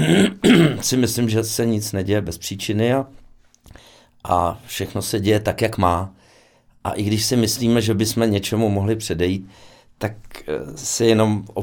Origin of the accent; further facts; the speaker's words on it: Osek, Ústí nad Labem Region, Czechia; Moje maminka byla soustružnice a táta horník. A, takže přece jenom. Jako většina uh, hmm, otců hmm. u nás v Oseku. A takže se dá říct, že jsem uh, dělnického původu